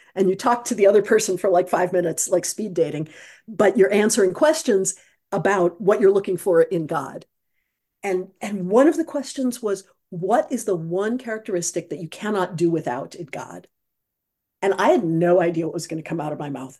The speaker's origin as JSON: {"language": "English", "region": "Midwest", "country": "United States", "tie": "born or raised there", "moved": "yes", "lives_now": "Troy, United States", "said": "I grew up in the Midwest"}